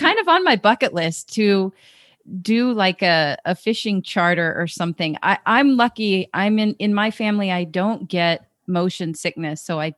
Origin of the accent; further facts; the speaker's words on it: Fairbanks, Alaska, United States; moved away; even though I was born and raised in Alaska and love fish, I never fished. My family, we lived in Fairbanks.